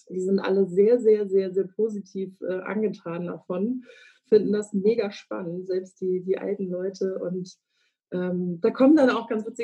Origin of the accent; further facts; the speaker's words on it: Flensburg, Schleswig-Holstein, Germany; now in Hamburg, Germany; nein, ich bin nicht gebürtig aus Hamburg, aber ein gebürtiges Nordlicht, komme aus Flensburg